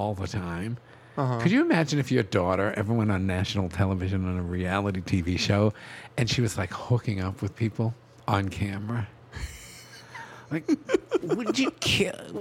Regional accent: New England, United States; I'm from New England

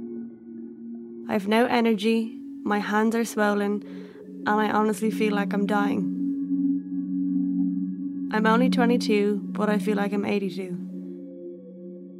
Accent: Dublin, Leinster, Ireland; I'm from Fairhouse in Dublin, that's where I am now

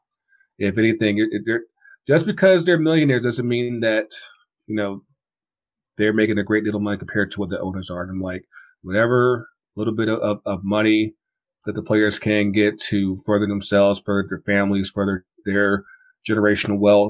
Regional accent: Kinston, North Carolina, United States; now in Atlanta, United States; my hometown, Kinston, North Carolina, and that's about a good 7 hours from here, from Atlanta

